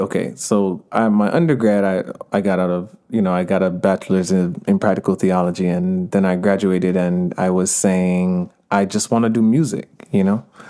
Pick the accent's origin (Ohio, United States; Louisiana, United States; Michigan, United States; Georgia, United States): Georgia, United States; Stone Mountain; accent: Jamaican; also born or lived in Jamaica (parents); now in Los Angeles, United States; I grew up in Stonehenge, Georgia. Uh, my parents are from Jamaica.